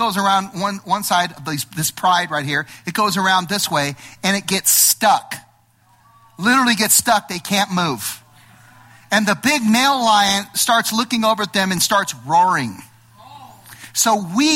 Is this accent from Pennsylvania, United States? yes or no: no; Los Angeles, California, United States; I'm from Los Angeles, right? I'm an LA boy